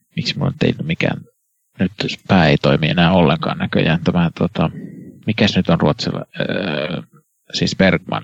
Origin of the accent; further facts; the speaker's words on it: Kannus, Central Ostrobothnia, Finland; minun koti- kotikaupungissani Kannuksessa